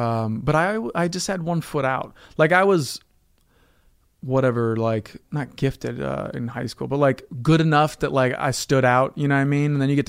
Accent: Evanston, Illinois, United States; Evanston, Illinois, outside Evanston, Chicago?

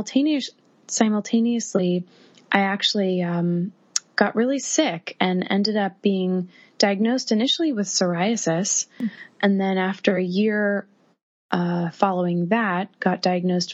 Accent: Massachusetts, United States; moved away as an adult; now in New York City, United States; I live in New York City, and I'm originally from Massachusetts

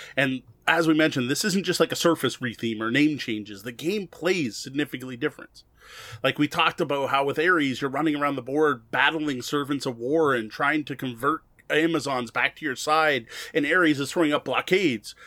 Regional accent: Canada; I'm Canadian

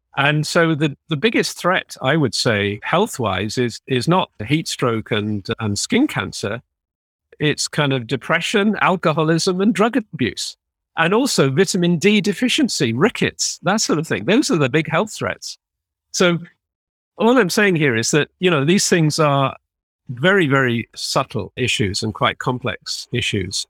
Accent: United Kingdom; now belonging to a country which is leaving the E U

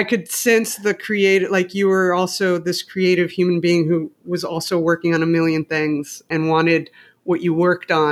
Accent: Mexico City, Mexico; moved away; I grew up in Mexico City

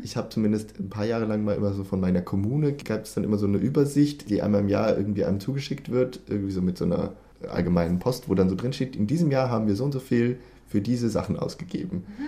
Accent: Germany; now in Sweden; als Deutsche

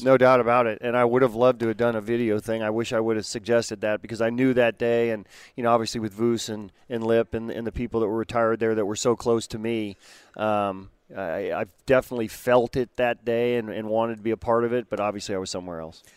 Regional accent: West Coast, United States; I grew up on the West Coast

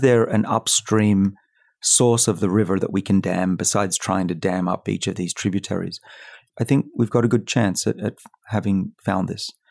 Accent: Australia; now in United States; I'm from Australia

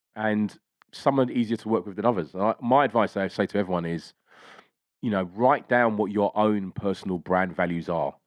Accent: London, United Kingdom; I grew up in East Dulwich in, in school in South London.

